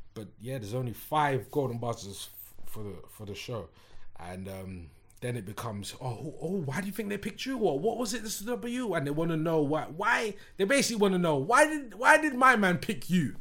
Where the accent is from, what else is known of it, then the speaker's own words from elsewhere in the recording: London, United Kingdom; not only am I from London, I'm from West London.